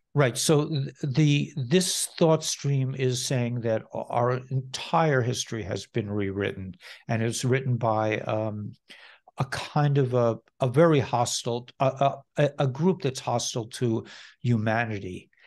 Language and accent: English; Scarsdale, New York, United States; I grew up in Scarsdale, New York, which is not far from you